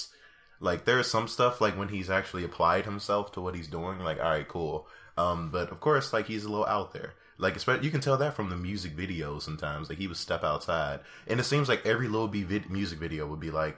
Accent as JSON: {"language": "English", "town": "Chicago", "region": "Illinois", "country": "United States", "said": "I am from Chicago"}